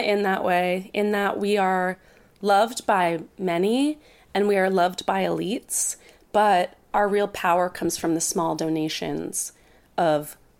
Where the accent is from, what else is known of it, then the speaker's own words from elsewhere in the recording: Princeton, New Jersey, United States; Princeton, New Jersey for college, which is incidentally my hometown.